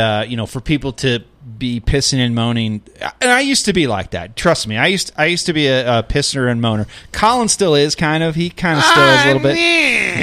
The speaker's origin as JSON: {"language": "English", "town": "Denver", "region": "Colorado", "country": "United States", "said": "We're from Denver."}